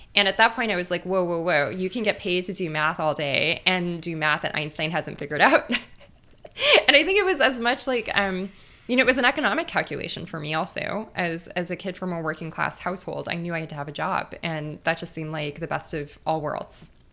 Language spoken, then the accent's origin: English; Los Angeles, California, United States; moved away as an adult; I grew up in East L